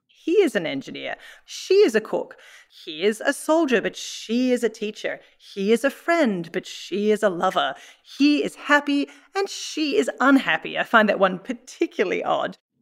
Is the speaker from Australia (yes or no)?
yes; Australia; moved away; I grew up in Australia.